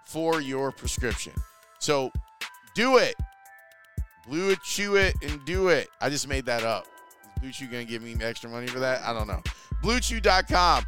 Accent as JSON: {"language": "English", "town": "Chicago", "region": "Illinois", "country": "United States", "tie": "born or raised there", "said": "the 95th Street L station, not too far from where I went to grammar school."}